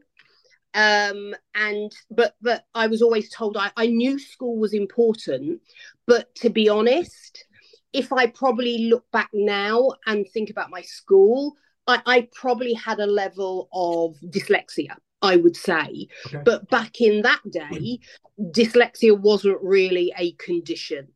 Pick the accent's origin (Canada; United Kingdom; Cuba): United Kingdom; London; I grew up in London, so big city